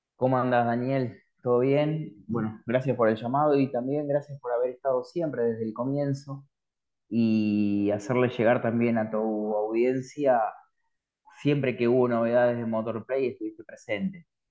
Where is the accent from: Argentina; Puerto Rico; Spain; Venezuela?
Argentina; los argentinos somos complicados